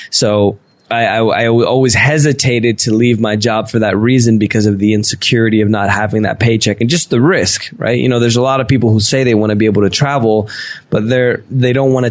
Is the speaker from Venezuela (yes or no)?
yes; Venezuela; born there; Yeah, yeah. I'm, i was born in Venezuela, but I'm half Italian, half Spanish.